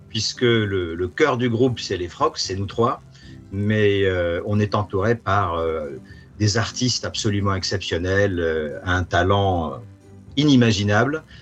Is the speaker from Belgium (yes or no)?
no; France; moved away as an adult; now in Prague, Czech Republic; Et puis, et je suis français avant tout, donc j'étais quand même très content. Et, et, puis, effectivement, après avoir des études en France, après avoir travaillé un petit peu en France, ça a été Londres, Varsovie, Johannesburg, Hong Kong, Singapour.